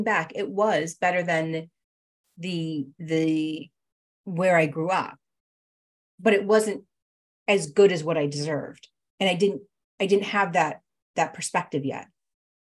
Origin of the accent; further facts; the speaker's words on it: New England, United States; came back to our hometown, our home area